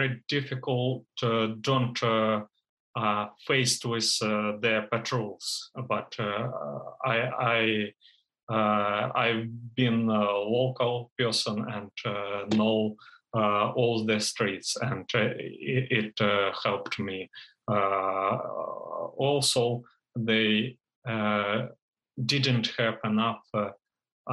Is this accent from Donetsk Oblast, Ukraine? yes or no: yes; Donetsk, Donetsk Oblast, Ukraine; moved away as an adult; now in Poland; my hometown city, Donetsk City